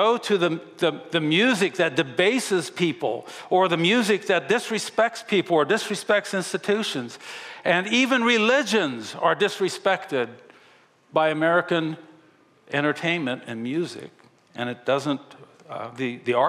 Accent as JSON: {"language": "English", "country": "Japan", "tie": "born or raised there", "moved": "yes", "lives_now": "United States", "said": "I grew up in Japan where honor and respect was a huge part of that culture."}